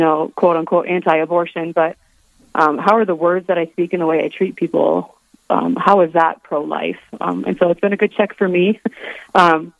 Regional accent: Rapid City, South Dakota, United States; I am originally from Rapid City, South Dakota. I grew up here

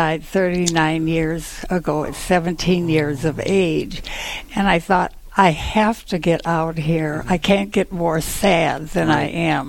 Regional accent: Cooperstown, New York, United States; moved away; I grew up in Cooperstown, and we still have our family home there

